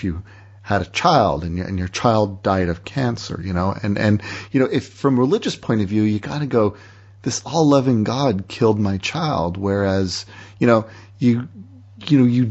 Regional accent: Windsor, Ontario, Canada; my hometown Windsor

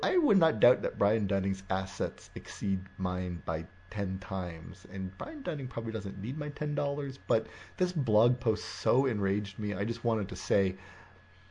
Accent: Windsor, Ontario, Canada; Windsor, my hometown

